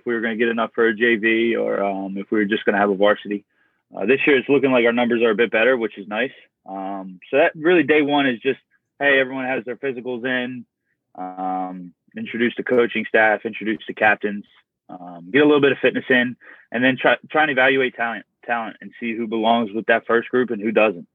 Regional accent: Delaware, United States; I grew up and played in Delaware

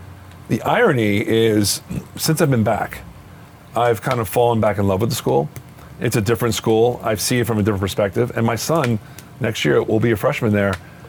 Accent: Freehold, New Jersey, United States; moved away; also born or lived in Teaneck, New Jersey / Spring Lake Heights, New Jersey; I'm a Freehold guy. Yeah. And that's where I grew up on Eltonville Road.

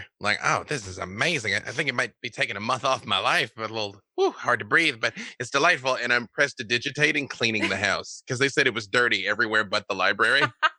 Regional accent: Arkansas, United States; I'm from Arkansas, Internet. I know what I'm talking about.

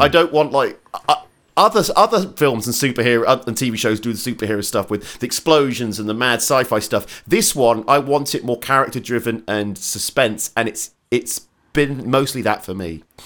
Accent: Portsmouth, South East England, United Kingdom; Portsmouth, which is my hometown

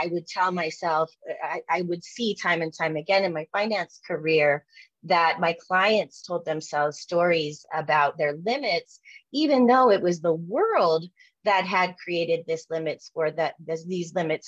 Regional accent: Jackson, Wyoming, United States; now in Denver, United States; I grew up in Jackson Hole, Wyoming, and in the 70s and 80s.

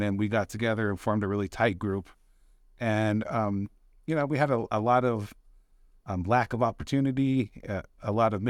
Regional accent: Delta, Colorado, United States; So, I'm from Delta, Colorado, born and raised in Delta.

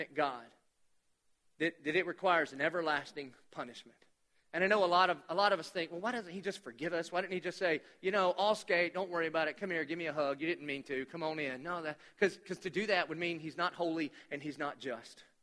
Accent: Dillon, United States; I'm from Dillon

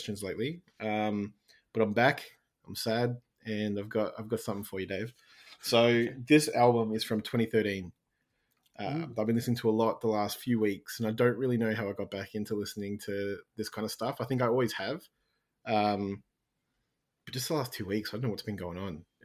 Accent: Australia; I'm from Australia

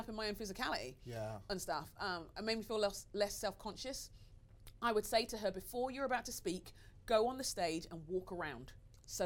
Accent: London, United Kingdom; I'm Nigerian. {S3} Yeah. {S2} That's all I'm going to say about that. Do you know what I mean? I'm a Nigerian Londoner.

